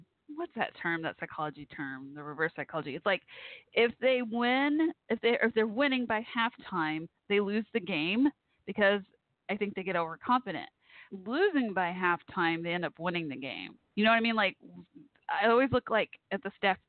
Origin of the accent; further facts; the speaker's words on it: Irving, Texas, United States; I grew up like a mile down, literally a mile down the road from Texas Stadium, the old Cowboys Stadium